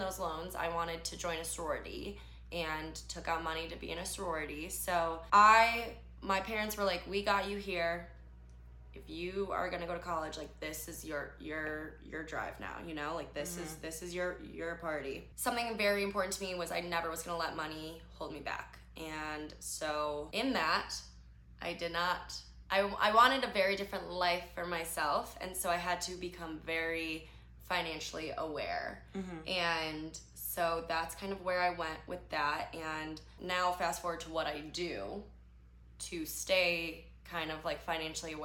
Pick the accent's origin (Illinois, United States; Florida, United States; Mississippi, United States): Illinois, United States; Chicago; I grew up very differently than I live now. So I'm from Chicago.